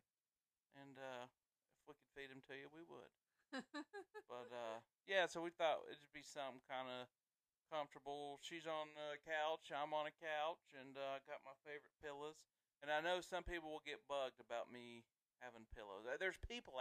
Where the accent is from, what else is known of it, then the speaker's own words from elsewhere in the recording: the South, United States; we were born and raised in the South